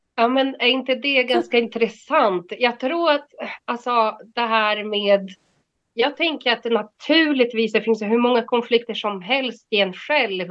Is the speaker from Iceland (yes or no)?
no; Brazil; moved away as an adult; now in Sweden; jag har bott här i 30 år och jag är 49, så det liksom, eh, ja, jag, jag, jag, skulle inte säga att jag är svensk, men jag är inte heller bras, brasse längre